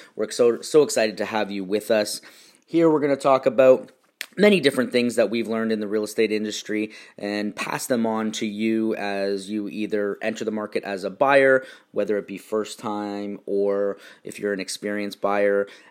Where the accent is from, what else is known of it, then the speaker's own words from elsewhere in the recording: Stoney Creek, Ontario, Canada; also born or lived in Niagara Falls, Canada; now in Irvine, United States; I was born in Niagara Falls and grew up in Stony Creek, which is between Niagara Falls and Toronto